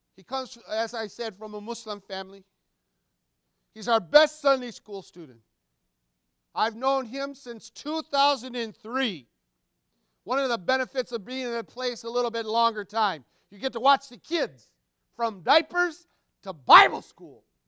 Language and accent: English; Wayland, Michigan, United States; moved away as an adult; also born or lived in Dorr, Michigan / Missouri; now in Minnesota, United States; Born and raised in Wayland.